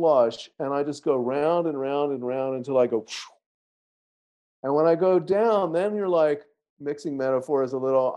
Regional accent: the South, United States; accent: Southern; I said a little Southern because I'm from the South

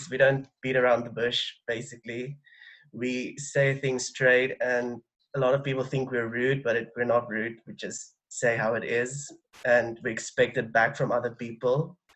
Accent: South Africa; I'm from South Africa.

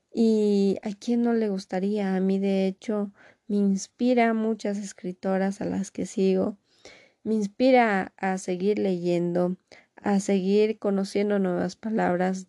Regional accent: Bolivia; acá en mi país, Bolivia

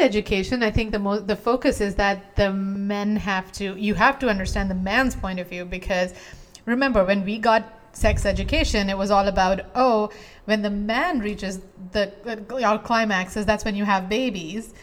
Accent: India; moved away; I grew up in India. Yeah. Right? So my um, teenage years were in India

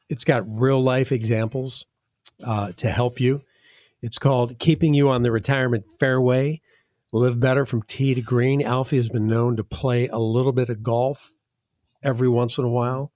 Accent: Midwest, United States; now in Southwest Florida, United States; I'm from the Midwest

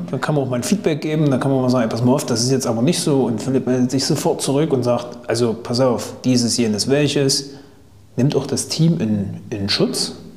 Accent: Thuringia, Germany; kommt eigentlich aus Thüringen, wie ich übrigens

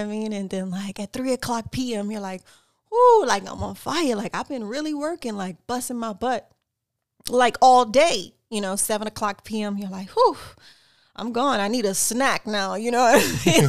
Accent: Lafayette, Louisiana, United States; also born or lived in North Hollywood, Los Angeles; now in Los Angeles, United States; originally born and raised in Lafayette, Louisiana.

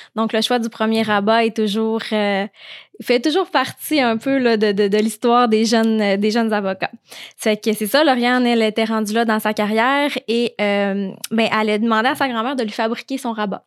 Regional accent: Saguenay, Quebec, Canada; je viens de, du Saguenay

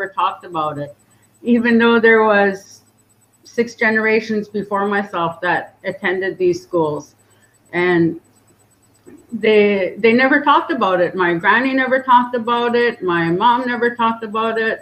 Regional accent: Lillooet, British Columbia, Canada; also born or lived in Pavilion; So I grew up in the community of Lowit

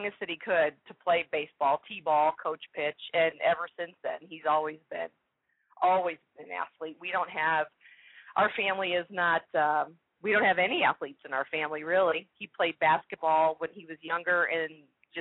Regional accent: Chicago, Illinois, United States; now in Indianapolis, United States; we're originally from the Chicago area

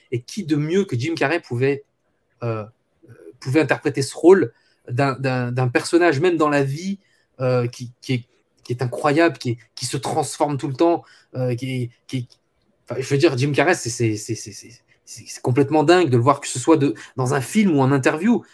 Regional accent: France; chez nous en France

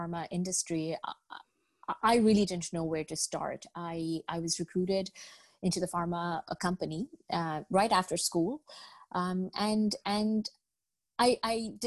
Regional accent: Al Ain, Abu Dhabi, United Arab Emirates; moved away as an adult; also born or lived in Bangladesh; now in Toronto, Canada; I was born in Bangladesh. I grew up in the United Arab Emirates in a small town called Al Ain. And I moved to Canada with my parents when I was 18 to live in Toronto

